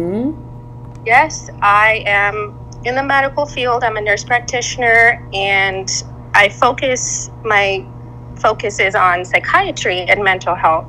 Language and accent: English; Vancouver, British Columbia, Canada; now in Dallas Fort Worth, United States; I grew up in Vancouver, Canada.